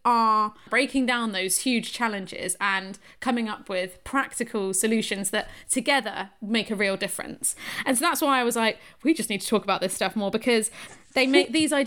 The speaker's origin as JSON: {"language": "English", "town": "Shrewsbury", "region": "West Midlands", "country": "United Kingdom", "said": "I'm from Shrewsbury"}